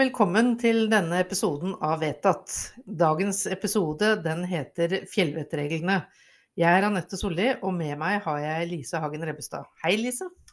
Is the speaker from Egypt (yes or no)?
no; Rygge, Østfold, Norway; Jeg vokste opp på Rygge, ehm, og jeg var så heldig at jeg fikk lov til å gå på den videregående skolen jeg ønsket meg aller mest, nemlig Kirkeparken